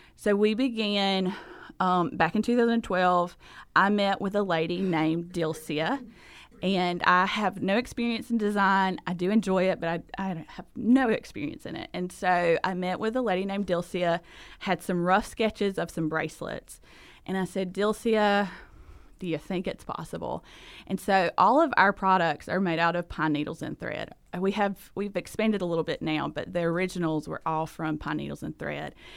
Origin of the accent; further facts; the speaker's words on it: South Georgia, United States; accent: thick Southern; moved away as an adult; now in Honduras; I am from Georgia. I'm a South Georgia girl. Grew, grew up there, and so that is the reason for the accent